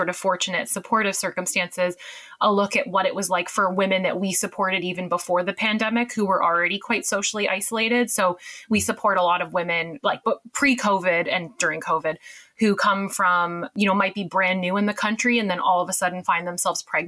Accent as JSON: {"language": "English", "country": "Canada", "accent": "Canadian", "moved": "as an adult", "lives_now": "United Kingdom", "said": "I'm Canadian, as you can tell from the accent, but I've lived here almost about 10 years now"}